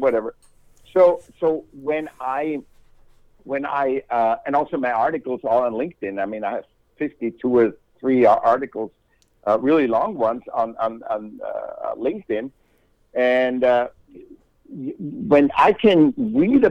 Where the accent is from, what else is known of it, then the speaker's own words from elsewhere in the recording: Vienna, Austria; now in California, United States; I was born in Vienna, Austria